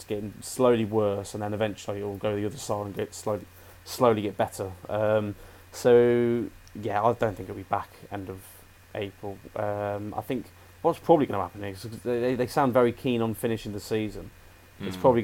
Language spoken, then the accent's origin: English; United Kingdom; We're British.